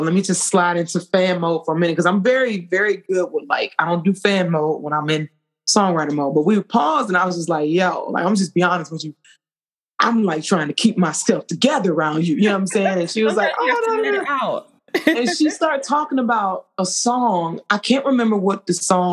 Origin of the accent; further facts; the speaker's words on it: Atlanta, Georgia, United States; I'm from Atlanta